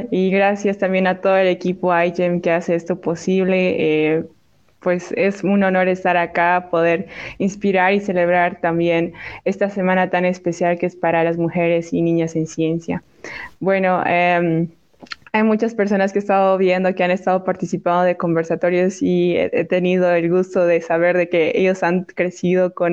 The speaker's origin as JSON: {"language": "Spanish", "country": "Bolivia", "said": "como era boliviana, era extranjera, realmente no podía acceder a la realeza."}